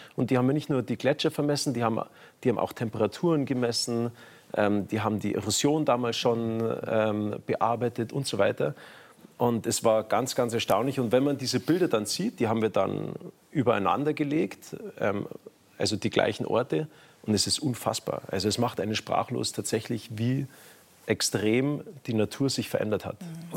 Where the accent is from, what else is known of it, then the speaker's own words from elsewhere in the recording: Garmisch-Partenkirchen, Bavaria, Germany; bei uns in Garmisch-Partenkirchen